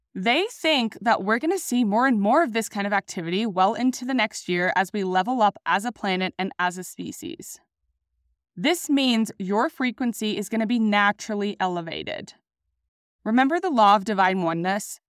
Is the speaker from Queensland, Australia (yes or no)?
no; Sydney, New South Wales, Australia; also born or lived in Denver, Colorado; now in Sydney, Australia; I decided to return home to Sydney, Australia.